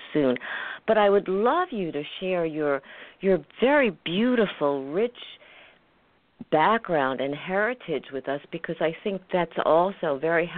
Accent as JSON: {"language": "English", "area": "Long Island", "region": "New York", "country": "United States", "tie": "born or raised there", "also_born_or_lived": "Brooklyn, New York", "said": "We moved from Brooklyn to Brooklyn, New York, to out on the island when it was very non-developed"}